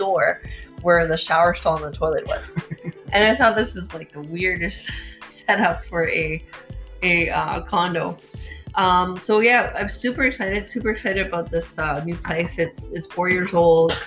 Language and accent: English; Vancouver, British Columbia, Canada; born or raised there